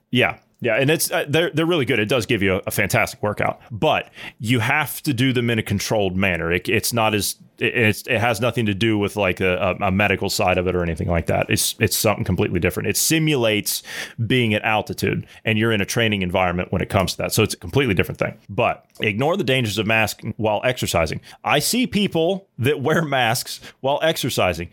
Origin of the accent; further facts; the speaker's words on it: Ohio, United States; I'm from Ohio.